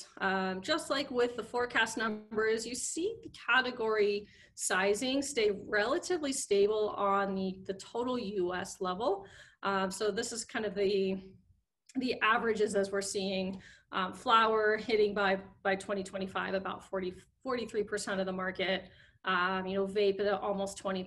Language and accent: English; Colorado, United States; Colorado proud, you know, I'm from Colorado